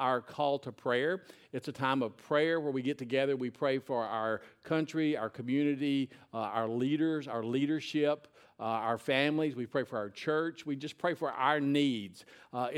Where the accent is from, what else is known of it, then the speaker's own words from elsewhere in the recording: Nashville, Tennessee, United States; now in Lebanon, United States; I went to Whitsitt Elementary School, which is in Woodbine in Nashville. moved up here when I was in junior high